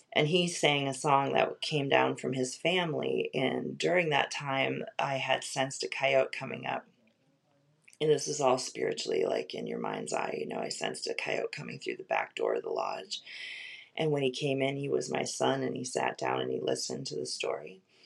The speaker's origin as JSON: {"language": "English", "town": "Webster", "region": "Wisconsin", "country": "United States", "tie": "born or raised there", "also_born_or_lived": "Dairyland, Wisconsin", "said": "Webster, Wisconsin, more or less. I mean, we're from Dairyland, but I then I, we moved down to Webster"}